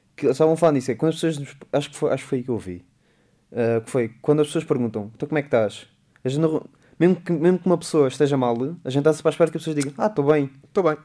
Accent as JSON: {"language": "Portuguese", "town": "Beja", "region": "Alentejo", "country": "Portugal", "tie": "born or raised there", "said": "é o pé de Beja, é o pé da minha terra"}